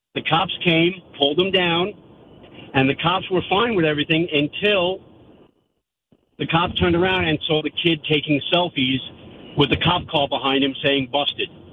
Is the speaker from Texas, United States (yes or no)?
no; Valley Stream, New York, United States; where I grew up in Valley Stream